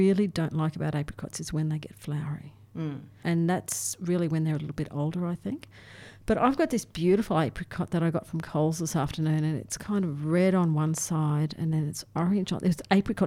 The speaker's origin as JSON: {"language": "English", "region": "North Queensland", "country": "Australia", "tie": "born or raised there", "moved": "yes", "said": "I grew up in North Queensland"}